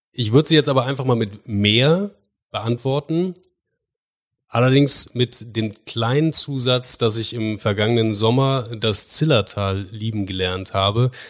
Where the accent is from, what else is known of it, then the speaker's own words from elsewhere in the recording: Bremen, Germany; Entschuldigung, nicht gebürtiger Bremer, ich bin Bremer